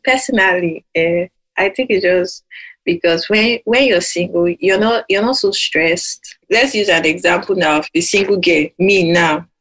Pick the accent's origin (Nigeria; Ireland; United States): Nigeria; now in United Kingdom; I'm in the UK right now. I'm Nigerian